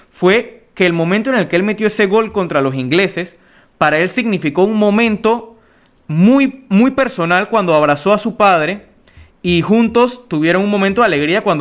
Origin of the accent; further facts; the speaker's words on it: Panama; la mayoría de los que nos escuchan, obviamente por ser panameños, somos panameños